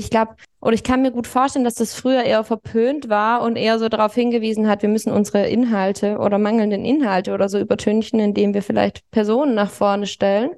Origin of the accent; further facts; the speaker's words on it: Baden-Württemberg, Germany; now in Munich, Germany; Ich bin in Baden-Württemberg zur Schule gegangen